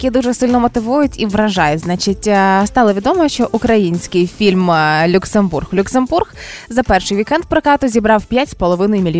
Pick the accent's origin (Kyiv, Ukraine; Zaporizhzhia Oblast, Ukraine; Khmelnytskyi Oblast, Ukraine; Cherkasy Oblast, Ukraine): Cherkasy Oblast, Ukraine; Monastyryshche; Монастирище, Уманський район.